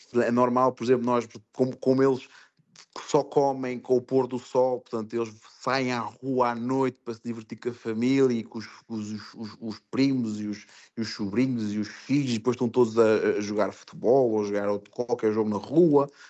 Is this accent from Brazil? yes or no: no; Portugal; moved away as an adult; also born or lived in France / Spain / England; now in Fujairah, United Arab Emirates; nós como portugueses